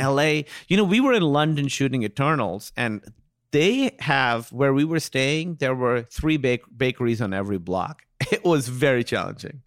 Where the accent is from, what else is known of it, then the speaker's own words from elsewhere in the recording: Pakistan; being Pakistani